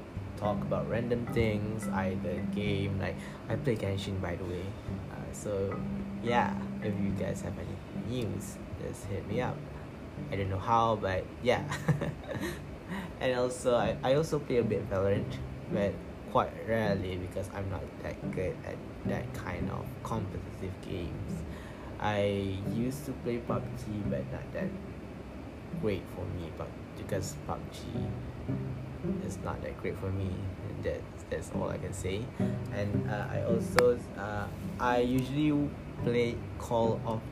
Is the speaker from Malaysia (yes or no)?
yes; Malaysia; I'm from Malaysia, of course. This is your basic Malaysia, Malay nerd guy